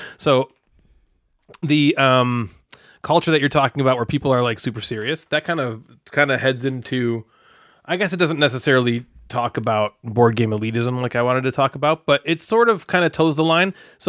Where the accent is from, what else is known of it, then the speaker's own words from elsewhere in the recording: Ireland; Like I'm from originally from Ireland.